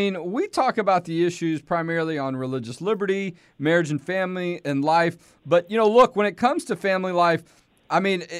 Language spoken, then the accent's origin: English; Houston, Texas, United States; I am from Houston.